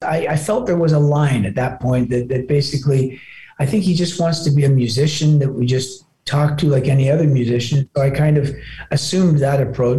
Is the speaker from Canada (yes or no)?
yes; Toronto, Ontario, Canada; also born or lived in Glasgow, Scotland; I was born in Glasgow, but my family immigrated. My mom and dad immigrated. I'm the eldest when I was just a little kid. No, I'm very much a Canadian. I grew up in Toronto and I still live in Toronto